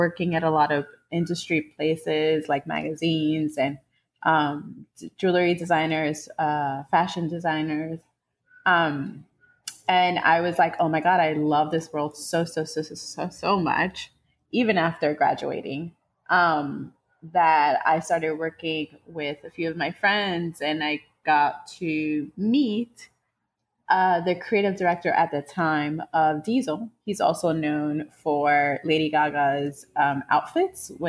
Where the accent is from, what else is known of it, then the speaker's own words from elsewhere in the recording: New York City, New York, United States; I'm from New York, New York City. Was raised in the around the Upper West Side, basically like the middle of Upper West Side and Spanish Harlem